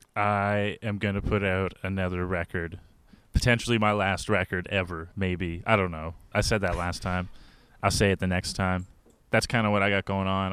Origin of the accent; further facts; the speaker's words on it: a small town outside Kitchener, Ontario, Canada; I'm also actually from a town with five hundred people in it